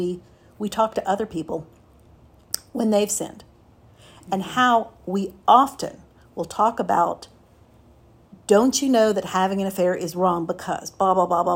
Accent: Miami, Florida, United States; Raised, born and raised in Miami

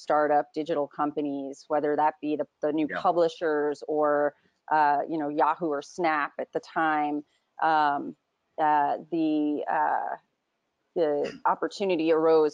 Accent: New Jersey, United States; also born or lived in Breezy Point, Queens, New York / London, United Kingdom; I grew up in New Jersey, in rural New Jersey, and also probably spent half my life in New York in a little town called Breezy Point, New York

